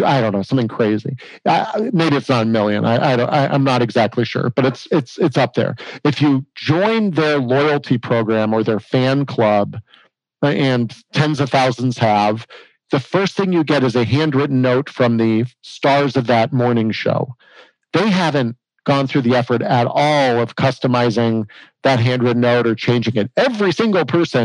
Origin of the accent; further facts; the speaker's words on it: Arizona, United States; I grew up with here in Arizona